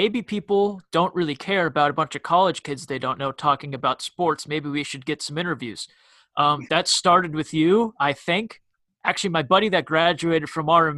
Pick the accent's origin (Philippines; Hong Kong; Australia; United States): United States; Erie, Pennsylvania; I'm from Erie, and we have a lake